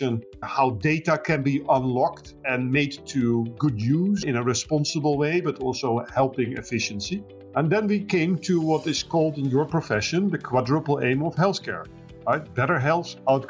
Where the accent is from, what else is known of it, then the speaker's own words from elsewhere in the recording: Eindhoven, North Brabant, Netherlands; I was born in the town where Philips was based